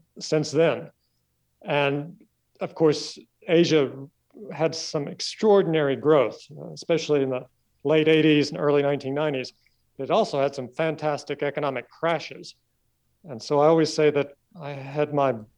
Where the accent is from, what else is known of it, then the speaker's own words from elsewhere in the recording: Kentucky, United States; moved away as an adult; also born or lived in Tennessee / Boston, United States / Hong Kong; I grew up in Kentucky